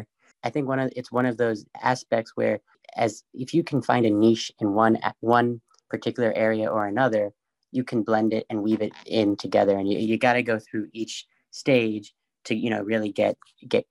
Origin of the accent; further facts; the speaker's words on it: New York City, New York, United States; I grew up in New York City, really close by to the High Line